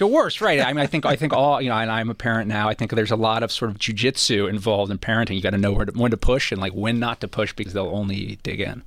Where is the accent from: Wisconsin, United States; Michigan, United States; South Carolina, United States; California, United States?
California, United States; Los Angeles; growing up in Los Angeles